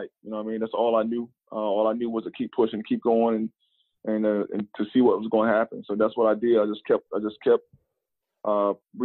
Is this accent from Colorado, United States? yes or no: no; North Carolina, United States; moved away as an adult; they took me back to North Carolina, back to my hometown